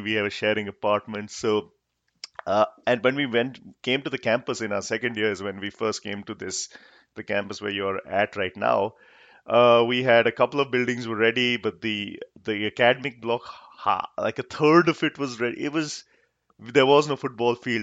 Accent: Jaipur, Rajasthan, India; also born or lived in Kolkata; I grew up in Jaipur

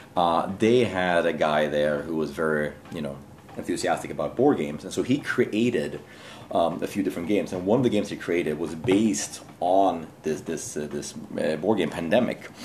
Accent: Sweden; moved away as an adult; now in Jakarta, Indonesia; I'm from Sweden originally. Um, I um, I'm now working here in Jakarta for Business Sweden

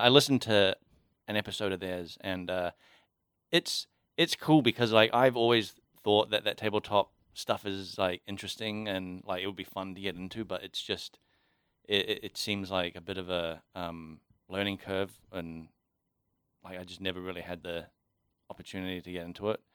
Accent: New Zealand; now in Auckland, New Zealand; being a cop in Kaikui, which is my hometown

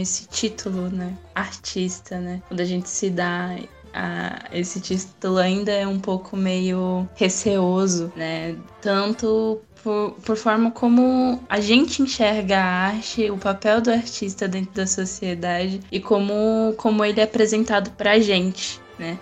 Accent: São Paulo, Brazil; moved away as an adult; now in Aracaju, Brazil; eu vim da, da periferia de São Paulo e, e lá eu entrei em contato com a, as fábricas de cultura. Eu já estava lá no, na minha adolescência

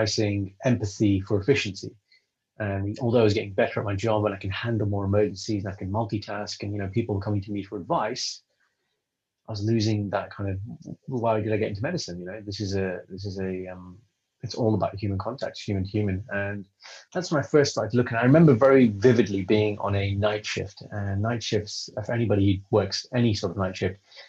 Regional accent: United Kingdom; I'm British, I'm Sikh, I'm Punjabi. And being that in the UK growing up

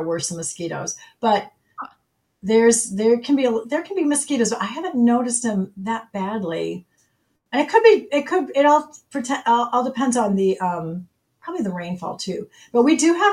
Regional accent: Chicago, Illinois, United States; now in Michigan, United States; I grew up in the suburbs of Chicago

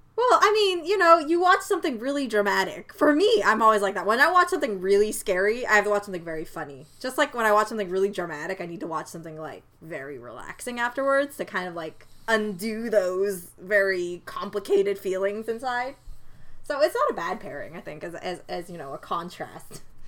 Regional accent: Canada; being the Canadian that I am

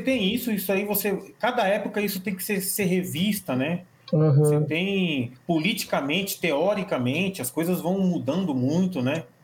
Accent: São Paulo, Brazil; Eu sou de São, São Paulo

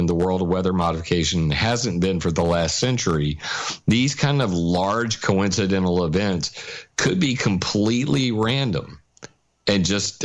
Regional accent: Sumter, South Carolina, United States; here in my hometown of Sumter, South Carolina

